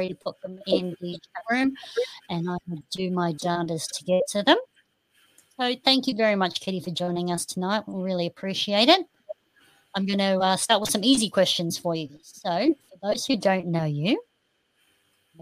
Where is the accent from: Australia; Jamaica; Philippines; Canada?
Australia; southeast Queensland; also born or lived in Sunshine Coast; See, I'm from Queensland. I'm from southeast Queensland